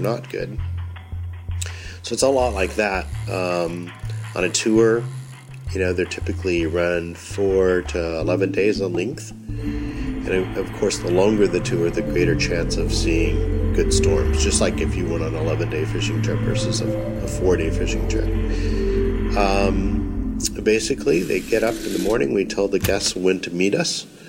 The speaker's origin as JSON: {"language": "English", "region": "North Texas", "country": "United States", "tie": "born or raised there", "said": "growing up in North Texas where we have big storms on a regular basis"}